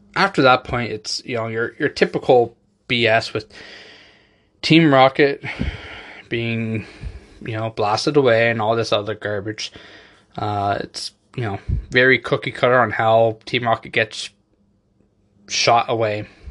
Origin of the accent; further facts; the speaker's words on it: Canada; I have people in Canada, obviously, you know, our ho-, my home country